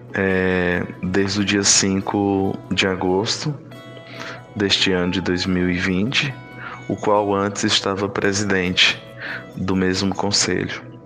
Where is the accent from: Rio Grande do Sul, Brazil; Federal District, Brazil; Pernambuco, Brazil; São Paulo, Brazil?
Pernambuco, Brazil; Cabrobó; now in Recife, Brazil; eu sou indígena do povo Trucar, do município de Cabrobó.